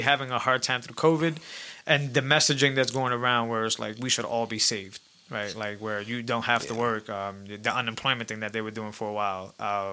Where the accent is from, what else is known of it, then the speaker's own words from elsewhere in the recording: Massachusetts, United States; I grew up here in Massachusetts